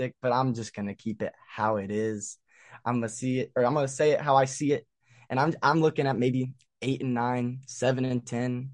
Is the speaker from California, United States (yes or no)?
no; Tennessee, United States; growing up in Tennessee